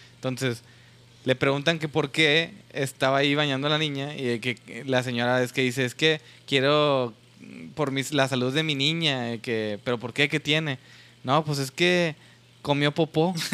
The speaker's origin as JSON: {"language": "Spanish", "town": "Monterrey", "region": "Nuevo León", "country": "Mexico", "said": "nosotros que somos de Nuevo León y Monterrey"}